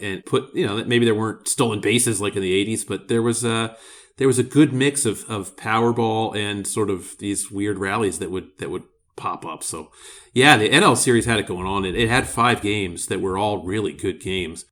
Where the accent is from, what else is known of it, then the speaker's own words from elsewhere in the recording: Philadelphia, Pennsylvania, United States; Philadelphia, I'm biased 'cause it's my hometown